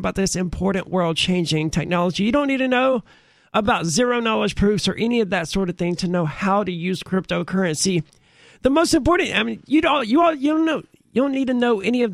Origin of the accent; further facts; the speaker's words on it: United States; I'm an American